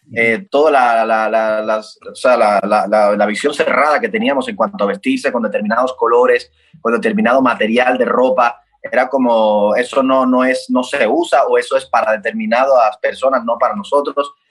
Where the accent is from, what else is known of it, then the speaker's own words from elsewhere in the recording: Cuba; en mi país, en Cuba